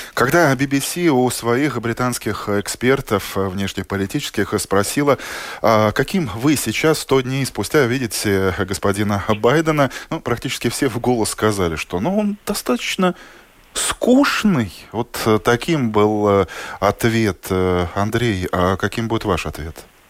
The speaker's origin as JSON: {"language": "Russian", "country": "Latvia"}